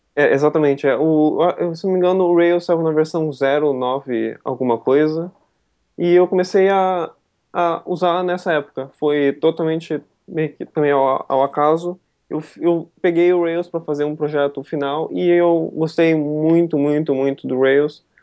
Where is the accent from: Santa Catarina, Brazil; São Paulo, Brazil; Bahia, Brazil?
Santa Catarina, Brazil; Joinville; eu sou de Joinville, né? Eu estou aqui agora, eu nasci aqui.